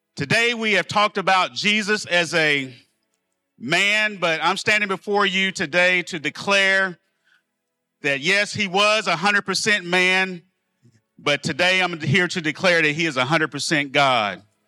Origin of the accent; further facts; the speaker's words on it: El Dorado, United States; I'm from El Dorado, product of the public school systems